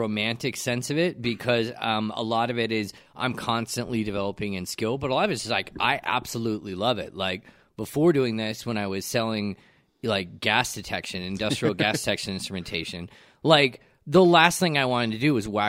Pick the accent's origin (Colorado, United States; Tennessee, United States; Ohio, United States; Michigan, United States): Colorado, United States; Aurora; also born or lived in Genesee, Colorado; I moved from Aurora